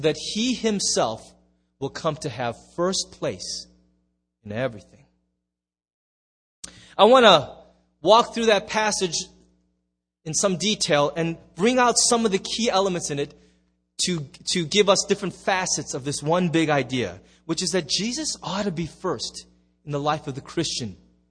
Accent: United States; There's just us Americans.

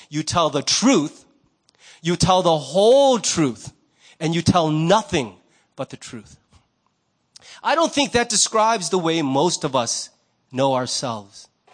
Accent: United States; I'm Korean American.

